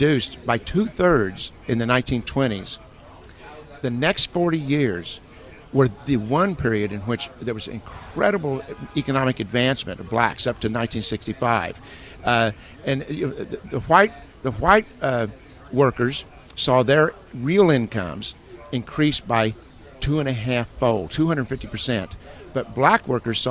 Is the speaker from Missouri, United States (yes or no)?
yes; Missouri Ozarks, United States; I come from the Missouri Ozarks.